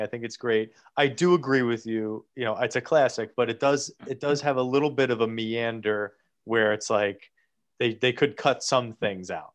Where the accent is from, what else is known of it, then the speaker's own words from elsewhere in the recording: New Jersey, United States; I'm from Jersey. I live in a town that is less than three miles away f-, from Hoboken